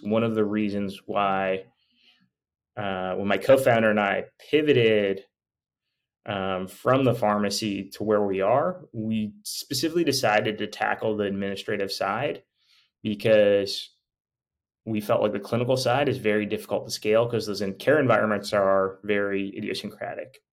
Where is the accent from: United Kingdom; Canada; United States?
Canada; moved away as an adult; I'm actually Canadian